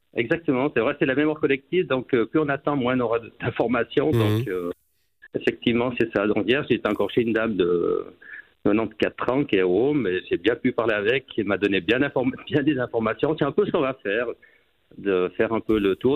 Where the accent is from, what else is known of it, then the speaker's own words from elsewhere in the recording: Port-Valais, Valais, Switzerland; now in Saint-Maurice, Switzerland; je suis passionné par mon village natal